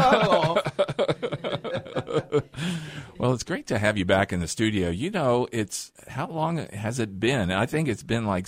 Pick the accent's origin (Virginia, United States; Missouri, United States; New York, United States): Virginia, United States; Richmond; I grew up in Richmond